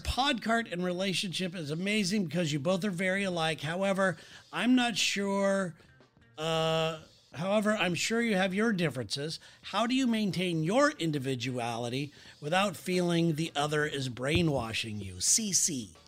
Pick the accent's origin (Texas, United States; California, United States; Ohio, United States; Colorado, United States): California, United States; Southern; moved away; I am from Southern California